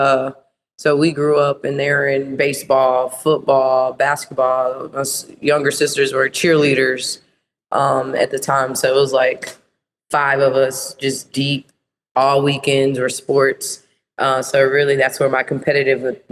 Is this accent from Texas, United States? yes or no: yes; Dallas, Texas, United States; I am born and raised in Dallas, Texas